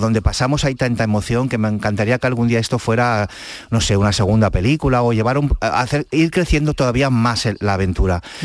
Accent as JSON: {"language": "Spanish", "area": "La Guineueta", "region": "Catalonia", "country": "Spain", "said": "yo soy de la Guinagüeta"}